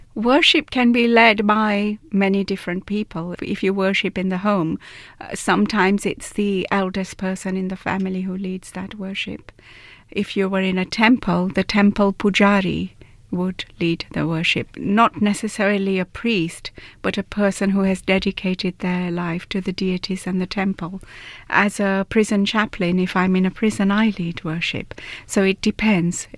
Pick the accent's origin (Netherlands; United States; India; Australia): India; Gujarat; moved away; I'm from Gujarat state in India